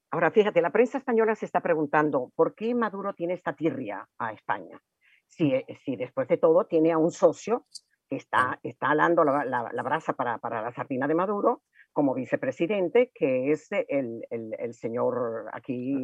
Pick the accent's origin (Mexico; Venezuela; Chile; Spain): Venezuela; como venezolanos nos importa muchísimo